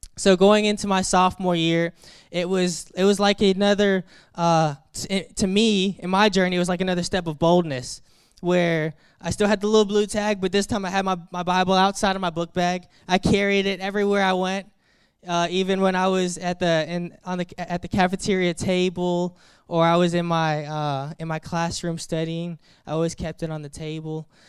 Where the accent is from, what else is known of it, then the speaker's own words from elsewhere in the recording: Daphne, Alabama, United States; moved away; I grew up in Alabama. right outside of the Mobile area, a small town called Daphne, Alabama